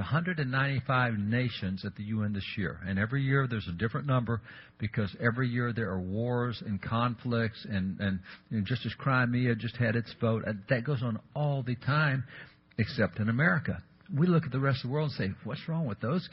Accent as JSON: {"language": "English", "region": "Texas", "country": "United States", "said": "I'm a cowboy. I'm from Texas. We have a ranch, cattle, horses, all the stuff."}